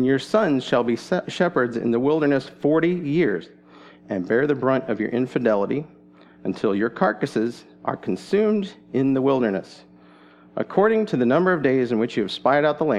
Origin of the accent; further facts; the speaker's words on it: Goshen, Indiana, United States; moved away as an adult; also born or lived in Boston; now in Chattanooga, United States; I was born in Goshen, Indiana, where my parents settled after going to college